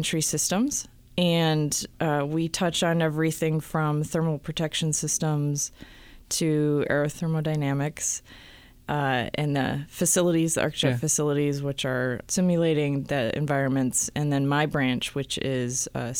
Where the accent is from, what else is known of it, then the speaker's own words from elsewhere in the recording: Michigan, United States; moved away as an adult; also born or lived in Minnesota; now in California, United States; I'm from Michigan.